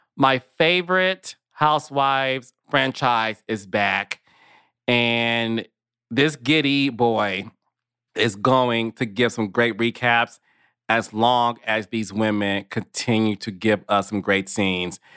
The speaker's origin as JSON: {"language": "English", "town": "Detroit", "region": "Michigan", "country": "United States", "tie": "born or raised there", "said": "Detroit, which is my hometown"}